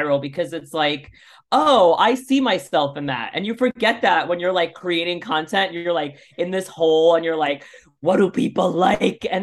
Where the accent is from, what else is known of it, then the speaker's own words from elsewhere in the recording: New York City, New York, United States; also born or lived in Los Angeles; I grew up in Bay Ridge, Brooklyn, which is the last stop on the R train